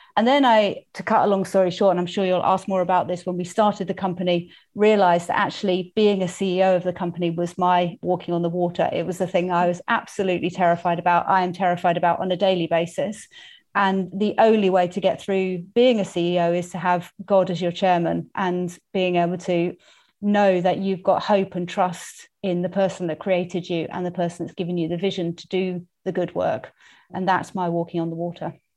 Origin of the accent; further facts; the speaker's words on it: United Kingdom; accent: English; also born or lived in Tanzania; I am English, in case you hadn't worked that one out from my accent. I was born and brought up in the U K